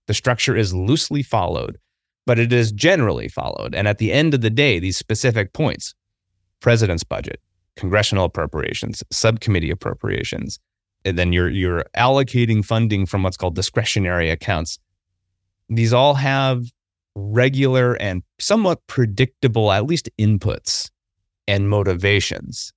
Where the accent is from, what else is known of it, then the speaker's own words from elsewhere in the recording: Midwest, United States; I grew up in the Midwest